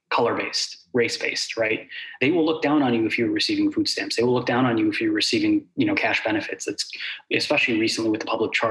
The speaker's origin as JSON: {"language": "English", "country": "United States", "tie": "born or raised there", "said": "I'm a Palestinian, I have dual citizenship, I'm an Arabic speaker, I'm the first generation of my family to be born in the United States outside of Palestine in 800 years."}